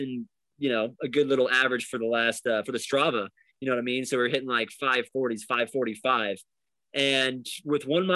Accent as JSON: {"language": "English", "region": "Florida", "country": "United States", "said": "I come from Florida, so I know the hot weather"}